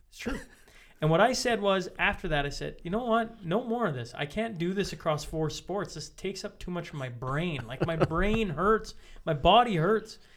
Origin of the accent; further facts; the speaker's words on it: Saskatchewan, Canada; growing up in Saskatchewan